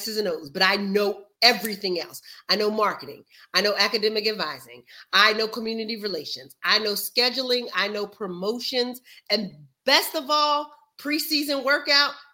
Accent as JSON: {"language": "English", "region": "New Jersey", "country": "United States", "moved": "as an adult", "said": "I'm from New Jersey."}